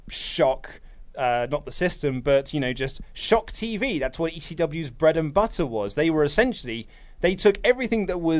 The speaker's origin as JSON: {"language": "English", "country": "Germany", "said": "Because it might just be a cultural thing since I'm from Germany, and you know we have a bit of history when it comes to that kind of stuff."}